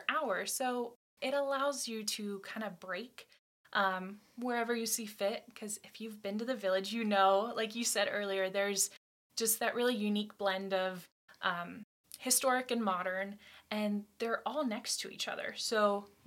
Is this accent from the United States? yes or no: yes; Tuscarawas County, Ohio, United States; I'm actually from Tuscarawas County